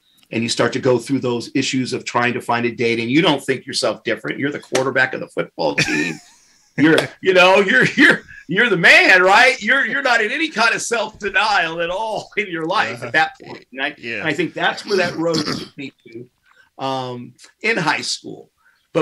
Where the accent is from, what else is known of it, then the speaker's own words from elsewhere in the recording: United States; I'm from America